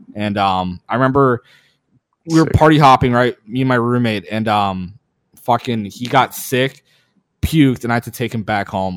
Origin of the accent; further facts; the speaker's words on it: Minnesota, United States; moved away; also born or lived in Duluth, Minnesota; I grew up in Minnesota